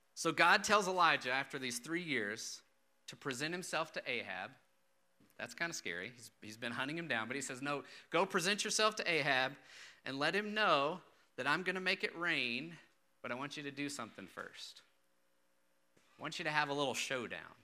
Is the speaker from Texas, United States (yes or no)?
yes; Austin, Texas, United States; I grew up in Austin, pretty big city, very diverse